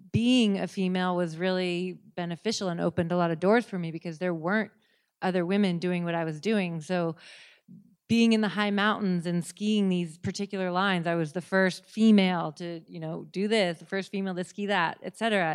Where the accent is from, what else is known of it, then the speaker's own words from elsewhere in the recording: Seattle, Washington, United States; now in Telluride, United States; I grew up in Seattle